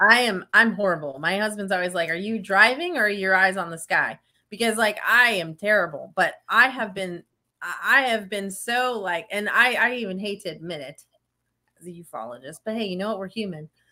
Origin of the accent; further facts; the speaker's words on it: Estes Park, Colorado, United States; also born or lived in Tucson, Arizona; growing up in Estes Park, Colorado